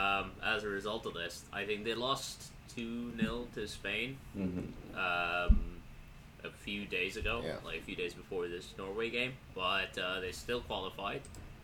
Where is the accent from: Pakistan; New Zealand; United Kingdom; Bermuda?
Pakistan; My grandparents were born in British India. Yeah. That doesn't mean I'm not Pakistani.